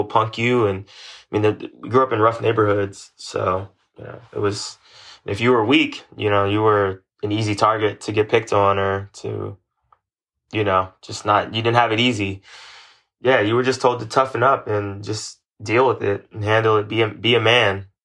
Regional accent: Los Angeles, California, United States; West LA kid all my life

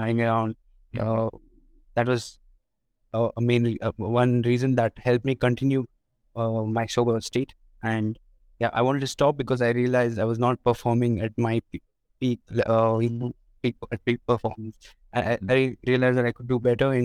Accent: India; I'm from India

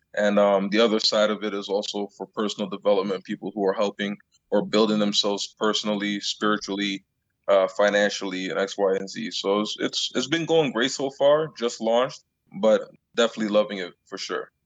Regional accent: Long Island, New York, United States; moved away as an adult; also born or lived in Canada; I grew up in Long Island

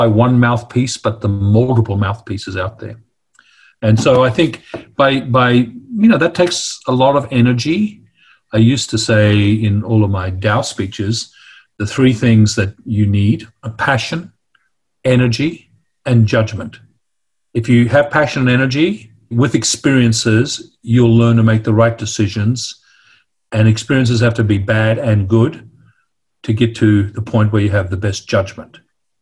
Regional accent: Darwin, Northern Territory, Australia; the way I grew up in Darwin and, of course, in my Greek household

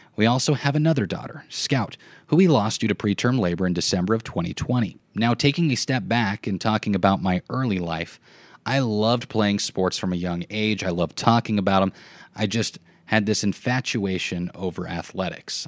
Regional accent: Cambridge, Nebraska, United States; I grew up in Cambridge, Nebraska, located in the southwest part of the state.

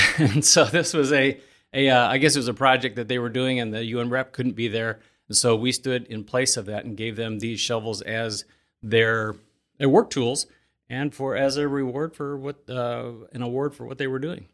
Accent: Elkhart County, Indiana, United States; I grew up in Elkhart County, and when I was eighteen, I swore I was gonna bail outta here

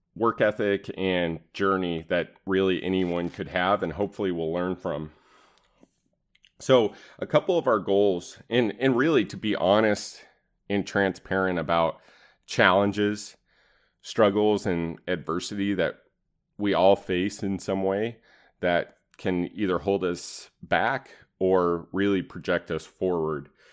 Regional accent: East Wenatchee, Washington, United States; I grew up in Wenatchee, specifically East Wenatchee, Washington

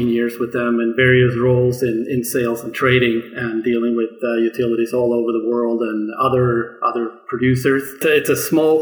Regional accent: Sweden; moved away; originally, I grew up in Sweden

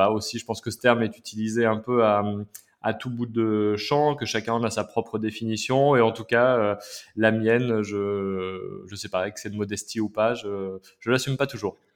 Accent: Massif Central, France; moved away as an adult; Et puis j'ai quitté le Massif Central bah, pour aller faire mes études à Paris.

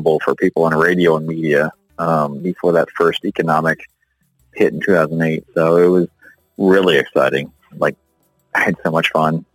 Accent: Winter Park, Florida, United States; Born and raised in Central Florida. So I grew up in Winter Park

